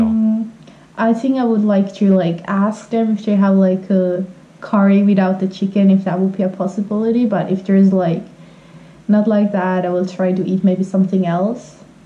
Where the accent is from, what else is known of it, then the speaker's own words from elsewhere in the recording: Finland; English is a second language; I'm from Finland.